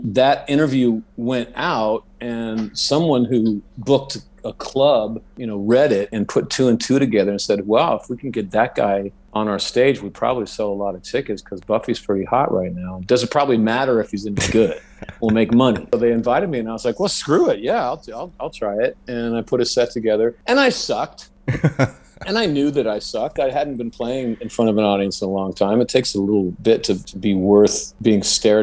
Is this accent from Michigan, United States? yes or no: no; Modesto, California, United States; the big theater in my hometown, Modesto, was called the Modesto Youth Theater